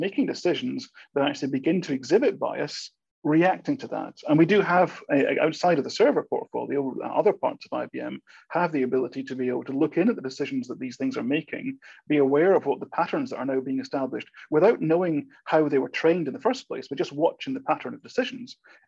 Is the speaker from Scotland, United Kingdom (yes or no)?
yes; Scotland, United Kingdom; accent: Scottish; I'm a Scotsman, as my accent may or may not be coming out across too strongly these days. It depends how often I've been back to Scotland to determine this.